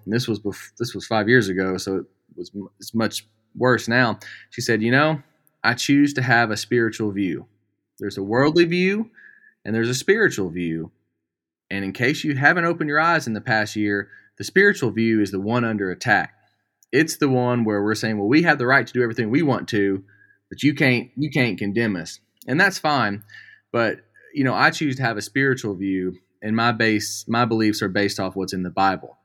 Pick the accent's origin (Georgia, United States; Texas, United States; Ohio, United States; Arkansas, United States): Arkansas, United States; Magnolia; moved away as an adult; also born or lived in Los Angeles, California; now in Central Arkansas, United States; I'm born and raised in Magnolia, Arkansas